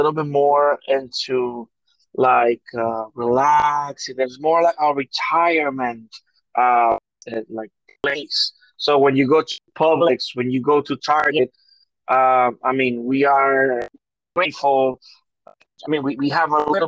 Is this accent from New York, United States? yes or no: yes; New York, United States; now in Florida, United States; we both have family and we come from New York